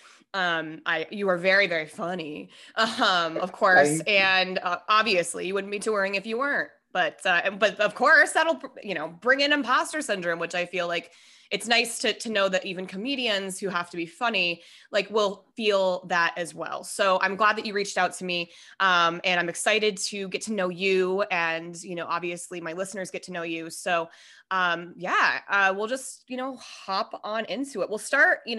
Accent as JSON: {"language": "English", "town": "Denver", "region": "Colorado", "country": "United States", "said": "We are both from Denver"}